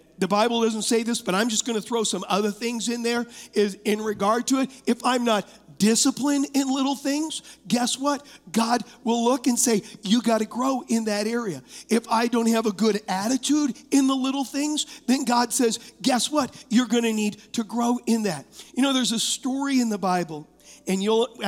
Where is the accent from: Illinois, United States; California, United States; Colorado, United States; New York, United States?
California, United States; Huntington Beach; I was raised in Huntington Beach